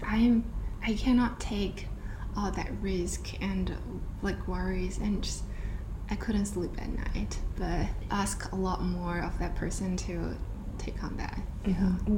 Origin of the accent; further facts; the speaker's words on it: Dalian, Liaoning, China; moved away as an adult; also born or lived in Shanghai / New York City / Florida; now in Singapore; I was born and raised in China from this um, like a small coastal city called Dalian in northeastern part of China.